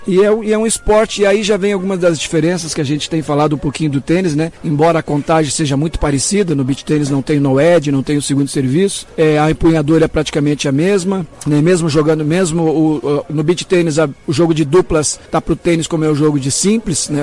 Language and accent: Portuguese; Maringá, Paraná, Brazil; sou da cidade de Maringá, no Paraná